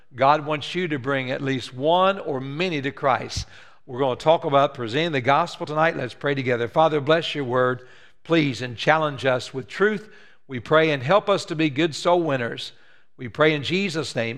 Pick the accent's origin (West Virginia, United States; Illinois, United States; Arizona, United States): West Virginia, United States; moved away; I'm from West Virginia